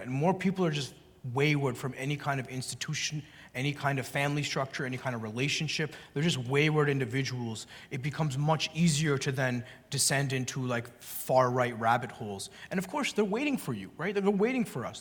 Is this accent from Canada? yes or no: yes; Canada; the welfare state where I grew up in Canada